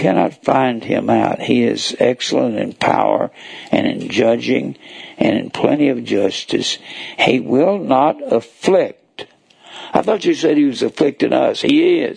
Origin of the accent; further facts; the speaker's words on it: North Texas, United States; moved away; I was raised in North Texas